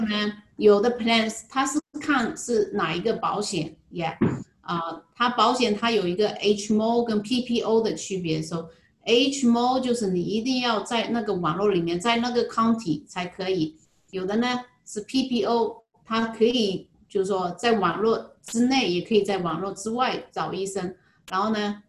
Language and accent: Chinese; Jinhua, Zhejiang, China; moved away as an adult; now in Hawaii, United States; 我来自浙江金华。嗯，金华火腿是我们家乡最出名的，我想很多人都知道。我来夏威夷呢，已经有十一年了